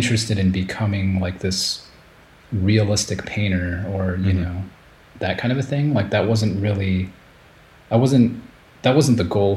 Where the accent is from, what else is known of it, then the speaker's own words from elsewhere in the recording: Chicago, Illinois, United States; moved away as an adult; also born or lived in Japan; I grew up in Chicago in the US